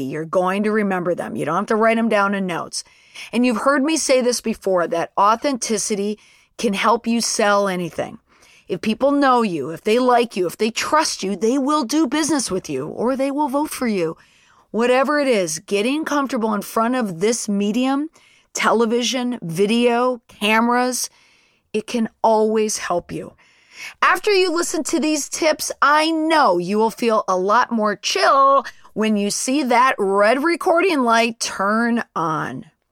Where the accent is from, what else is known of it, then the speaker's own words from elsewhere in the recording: Saint Paul, Minnesota, United States; I am from Senator Klobuchar's home state of Minnesota